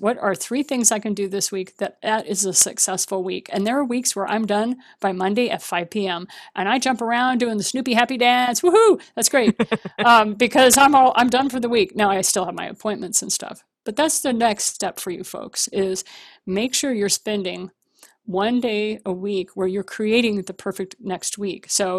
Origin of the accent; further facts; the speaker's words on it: Japan; because I was raised in Japan. So, you know, I'm used to hearing gongs.